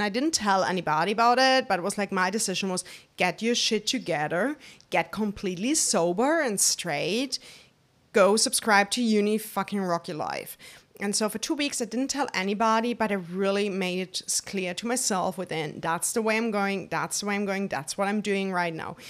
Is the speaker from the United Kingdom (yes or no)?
no; Germany; I'm born and raised in Germany by my wonderful family